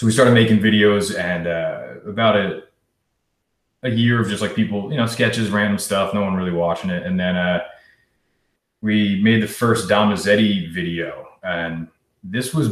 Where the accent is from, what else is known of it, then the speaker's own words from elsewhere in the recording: Clinton, New Jersey, United States; moved away as an adult; also born or lived in New York; I'm from New Jersey originally, Clinton, New Jersey. Since I can, you know, 2 years old, lived there, and then went to high school there.